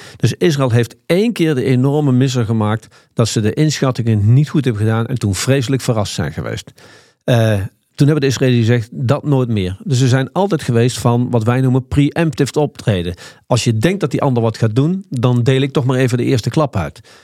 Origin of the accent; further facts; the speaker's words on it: Nijmegen, Gelderland, Netherlands; ik kom uit Nijmegen